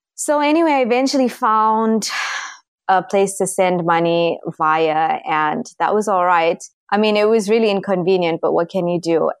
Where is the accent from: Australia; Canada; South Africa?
South Africa; Durban, KwaZulu-Natal; moved away as an adult; also born or lived in South Korea / Kuwait; I'm from the East Coast of South Africa. My city is called Durban, and I basically grew up there.